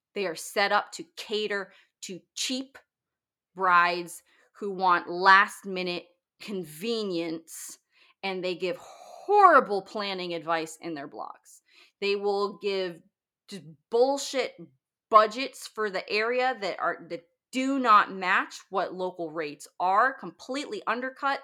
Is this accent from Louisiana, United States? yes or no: no; Northern Virginia, United States; my hometown, very very close, um, in Northern Virginia